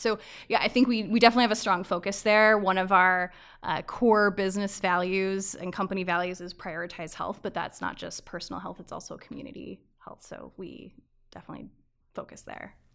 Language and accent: English; Avon, Connecticut, United States; also born or lived in Maryland; I was born in Maryland, grew up in Avon, Connecticut, outside of Hartford